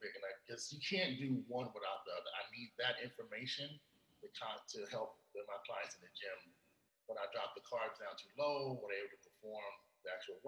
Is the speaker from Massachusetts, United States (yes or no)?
no; Los Angeles, California, United States; I'm from South Central